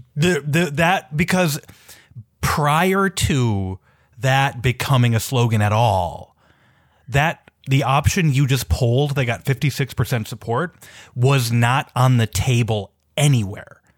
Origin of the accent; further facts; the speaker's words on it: Minneapolis, Minnesota, United States; I'm from Minneapolis. I grew up in Minneapolis in the city.